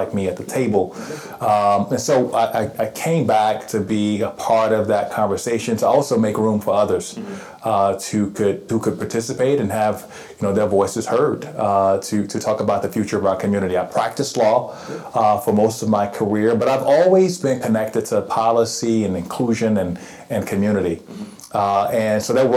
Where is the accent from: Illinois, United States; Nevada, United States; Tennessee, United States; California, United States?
Tennessee, United States; Chattanooga; also born or lived in Atlanta; So I'm a native of Chattanooga. I'm born and raised here.